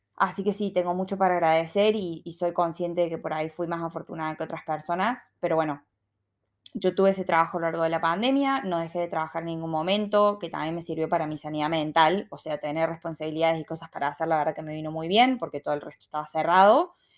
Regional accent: Argentina; moved away as an adult; also born or lived in Sydney, Australia; now in Melbourne, Australia

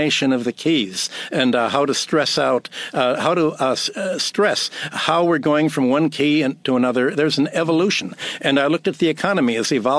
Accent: Chicago, Illinois, United States; moved away as an adult; also born or lived in Minneapolis, Minnesota / New York; I was born in Minneapolis, grew up in Chicago, came to New York went to work, got a PhD in economics

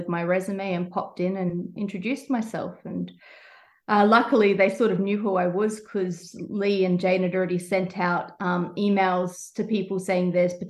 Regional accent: Rockhampton, Queensland, Australia; moved away as an adult; also born or lived in Brisbane; now in Tasmania, Australia; I grew up in Rockhampton area

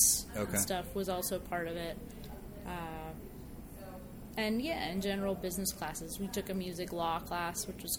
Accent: Poughkeepsie, New York, United States; moved away as an adult; I grew up in Dutchess County, New York. Went to high school in Poughkeepsie.

